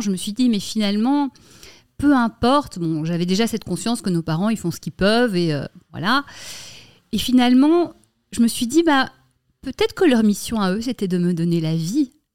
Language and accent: French; Brussels, Brussels-Capital Region, Belgium; moved away as an adult; now in Paris, France; j'ai grandi à Bruxelles